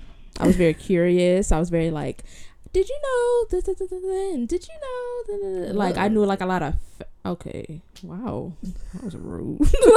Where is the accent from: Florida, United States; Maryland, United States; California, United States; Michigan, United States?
California, United States; Inglewood; I grew up in Inglewood.